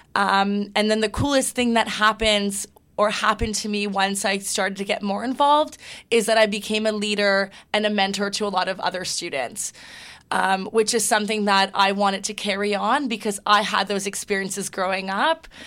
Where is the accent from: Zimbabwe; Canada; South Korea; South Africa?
Canada; Toronto, Ontario; also born or lived in Hamilton; I'm born and raised in Toronto.